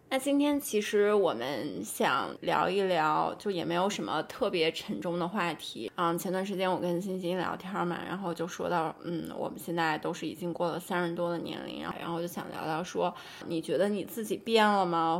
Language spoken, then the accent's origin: Chinese; Tianshui, Gansu, China; moved away; 我有可能不会待在天水这样的一个我们的家乡